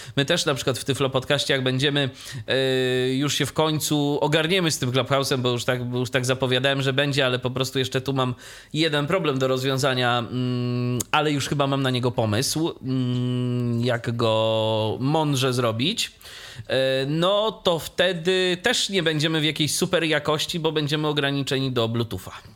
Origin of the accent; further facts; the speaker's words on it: Iława, Warmian-Masurian Voivodeship, Poland; z mojego rodzinnego miasta, czyli z Iławy